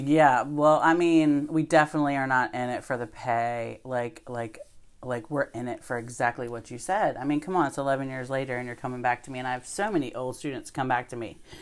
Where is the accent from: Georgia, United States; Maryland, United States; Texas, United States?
Maryland, United States; West Ocean City; I grew up in West Ocean City